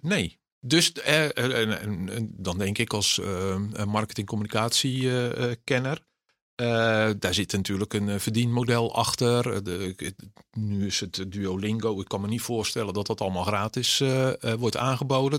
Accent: Netherlands; Ik ben Nederlander

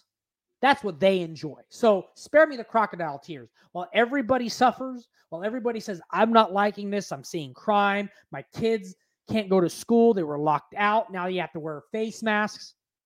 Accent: West Coast, Bay Area, California, United States; I'm a millennial. I grew up on hip hop. Some of my favorite artists, I'm from the West Coast, Bay Area influence … old school.

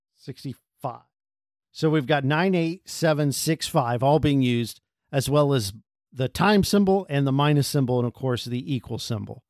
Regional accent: United States; We're from America

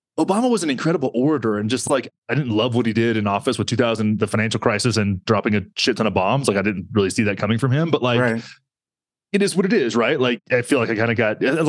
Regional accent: Texas, United States; I have Texas culture

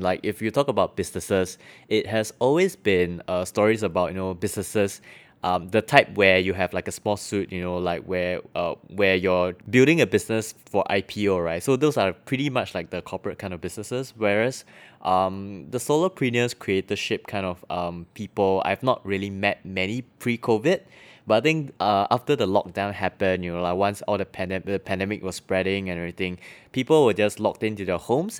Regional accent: Singapore; I'm from Singapore

